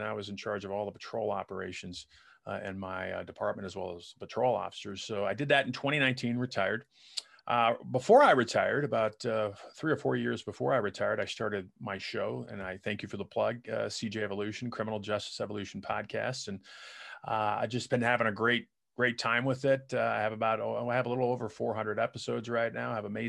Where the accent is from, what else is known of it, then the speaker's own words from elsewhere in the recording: Colorado, United States; I grew up mainly in Colorado, as we were telling you off the air before we started. I grew up a little bit overseas. I was a military brat.